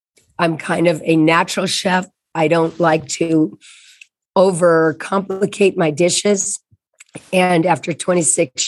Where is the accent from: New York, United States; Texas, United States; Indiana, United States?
Indiana, United States; Indianapolis; I grew up in Indianapolis, Indiana, and that's the heartland.